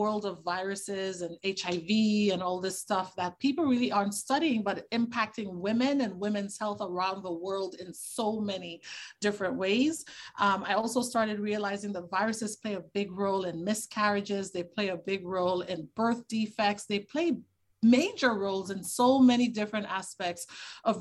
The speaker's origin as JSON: {"language": "English", "region": "Tobago", "country": "Trinidad & Tobago", "tie": "born or raised there", "said": "I grew up in the Caribbean. I'm from Trinidad and Tobago. I'm actually from the smaller island, Tobago"}